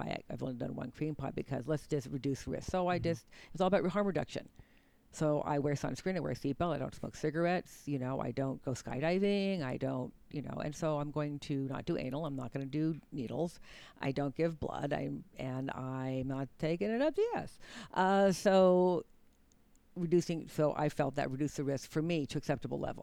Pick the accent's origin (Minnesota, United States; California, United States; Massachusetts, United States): California, United States; Berkeley; growing up in Berkeley, California.